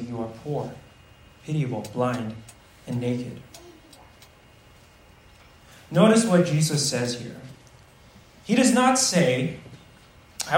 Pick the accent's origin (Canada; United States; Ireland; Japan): United States; many of us Americans